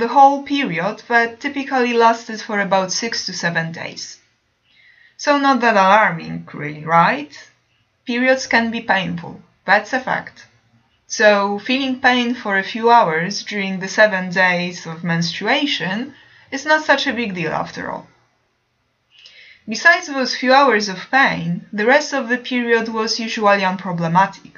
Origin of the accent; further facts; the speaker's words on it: Poland; moved away as an adult; in my home country, Poland